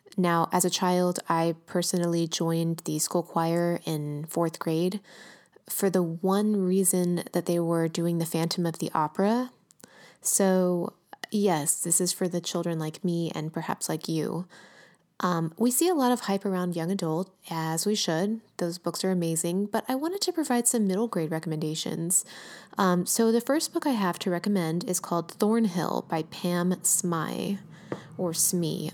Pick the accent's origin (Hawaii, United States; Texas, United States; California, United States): California, United States; Los Angeles; my hometown, working class